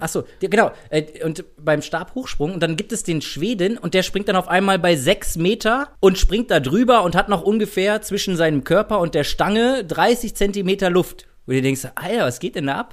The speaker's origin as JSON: {"language": "German", "country": "Germany", "said": "als Deutsche"}